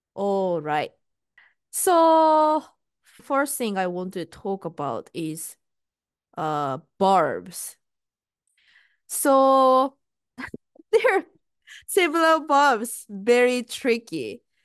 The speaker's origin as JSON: {"language": "English", "country": "Japan", "first_language": "Japanese", "second_language": "English", "moved": "yes", "lives_now": "United States", "said": "I'm Japanese and I'm living in US."}